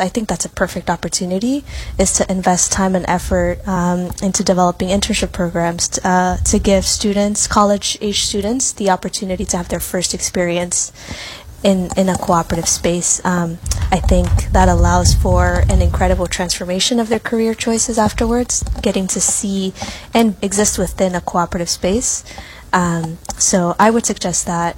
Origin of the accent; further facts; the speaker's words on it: New York City, New York, United States; I was born and raised in new york city